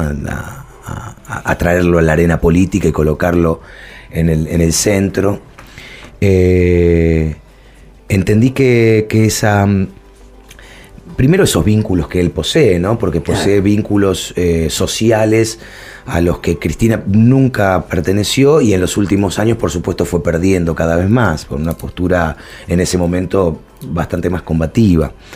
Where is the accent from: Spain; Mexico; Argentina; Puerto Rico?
Argentina; Villa Domínico, Buenos Aires Province; now in Buenos Aires, Argentina; yo vengo de, de, Villa Domínico, soy del conurbano bonaerense, soy porteño por adopción